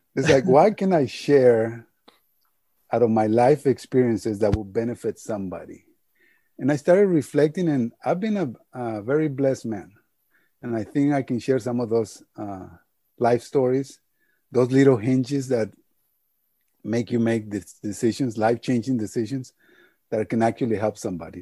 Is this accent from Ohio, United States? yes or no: no; El Paso, Texas, United States; English is a second language; also born or lived in Juarez, Mexico; I was born in El Paso, Texas, and my mom she worked for Levi Strauss for 35, 36 years.